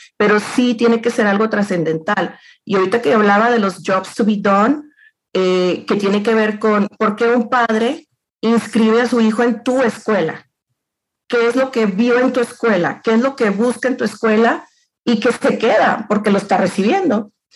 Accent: Los Mochis, Sinaloa, Mexico; moved away as an adult; now in Saltillo, Mexico; yo, soy de los Mochis Sinaloa

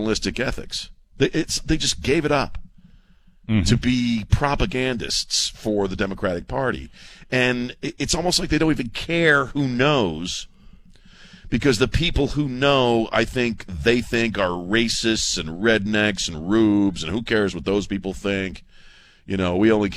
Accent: United States; as an American

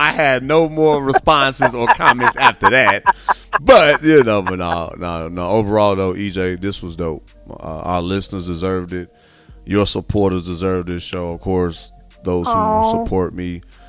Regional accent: Midwest, United States; I'm from the Midwest.

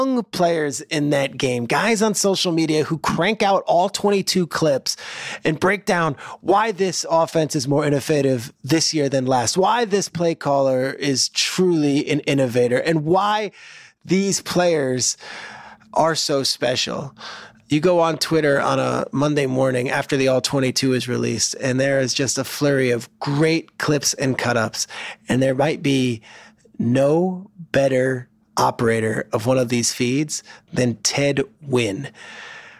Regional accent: New Jersey, United States; I grew up in New Jersey in the 90s

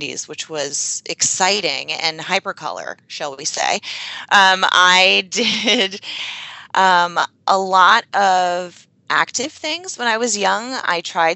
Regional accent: Yarmouth, Maine, United States; I grew up in Yarmouth, Maine, very small population, very small town

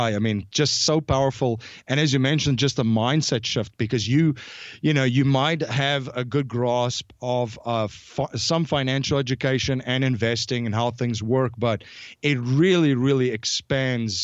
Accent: South Africa; growing up in South Africa, I grew up in a pretty interesting

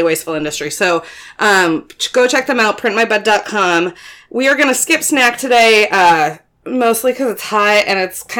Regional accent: Florida, United States; growing up in Florida, I was a lifeguard

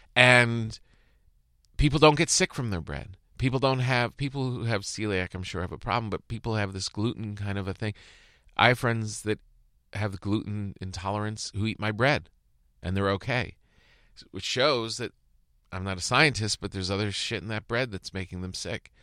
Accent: Bergen County, New Jersey, United States; moved away; also born or lived in East Rutherford, New Jersey; I lived in Bergen County my whole childhood

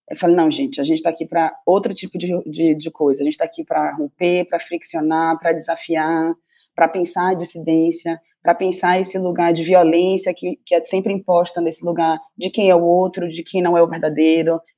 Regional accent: Bahia, Brazil; now in São Paulo, Brazil; E eu acho que ser uma baiana em São Paulo, né? Então é o sotaque, é esse corpo volumoso, é esse cabelo.

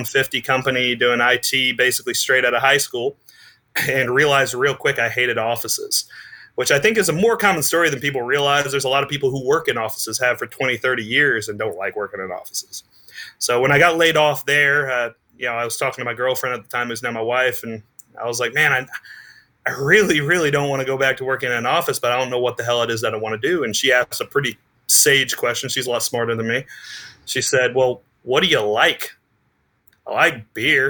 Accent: Southern Indiana, United States; also born or lived in Spain; now in South Carolina, United States; I'm originally from Southern Indiana. It's all corn and soy out there

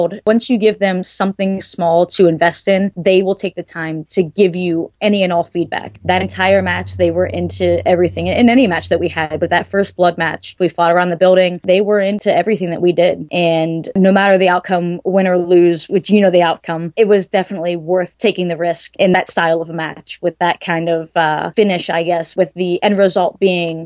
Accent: Ohio, United States; I am from Ohio as well

